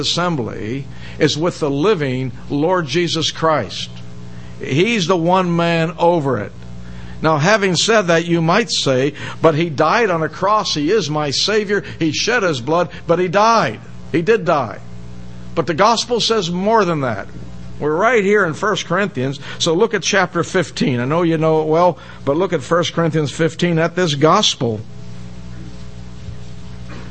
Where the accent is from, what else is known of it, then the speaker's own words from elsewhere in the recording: Pittsburgh, Pennsylvania, United States; I grew up in Pittsburgh